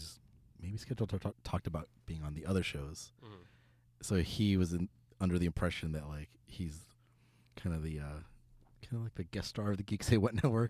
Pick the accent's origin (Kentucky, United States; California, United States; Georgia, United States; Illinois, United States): California, United States; Los Angeles; I grew up in Echo Park before it was gentrified Echo Park.